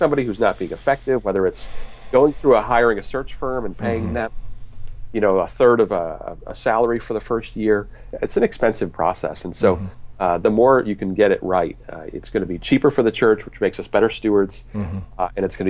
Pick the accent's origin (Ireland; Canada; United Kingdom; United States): Canada; or as you would say, resources as a Canadian, for executive pastors.